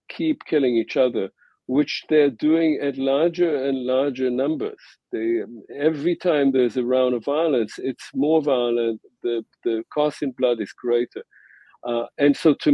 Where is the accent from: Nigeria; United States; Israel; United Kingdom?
Israel; the reason that I was born in Israel was that my mother and her family left Eastern Europe